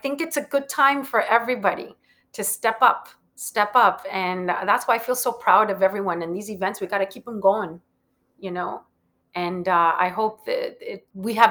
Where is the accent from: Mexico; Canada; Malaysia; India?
Mexico; Matamoros, Tamaulipas; moved away as an adult; also born or lived in Monterrey, Mexico / Brownsville, Texas / Mexico City, Mexico; now in New York, United States; I was born in Monterrey, Mexico, and I started my career down in Mexico City. The reason I speak English is because I grew up on the border. So I lived in Matamoros, but I would cross the bridge every morning to go to school in Brownsville, Texas